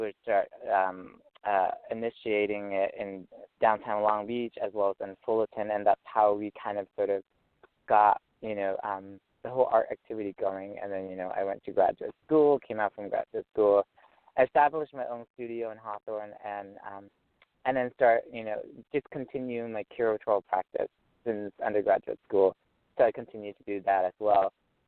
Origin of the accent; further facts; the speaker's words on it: Vietnam; now in United States; Well, as an artist, I came from Vietnam and in 95, and so I'm here in the Orange County, Los Angeles area for almost 20 years.